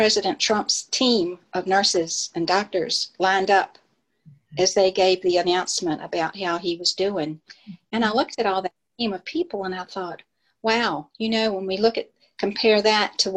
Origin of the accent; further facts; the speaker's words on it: Lynchburg, Virginia, United States; I grew up in Lynchburg, Virginia